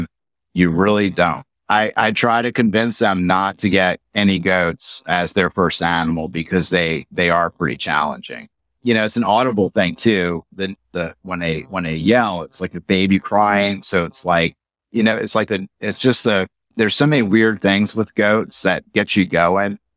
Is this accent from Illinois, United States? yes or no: no; Metairie, Louisiana, United States; I'm from New Orleans, so I grew up, you know, eight miles from downtown New Orleans in Metairie